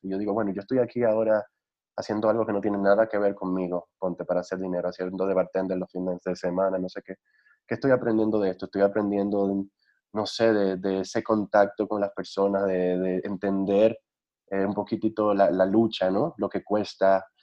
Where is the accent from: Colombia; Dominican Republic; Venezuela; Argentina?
Dominican Republic; moved away as an adult; now in Mexico; en República Dominicana mis pesadillas eran de terremoto